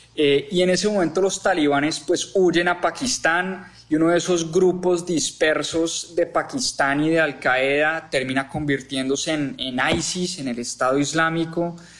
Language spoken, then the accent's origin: Spanish; Colombia; en Colombia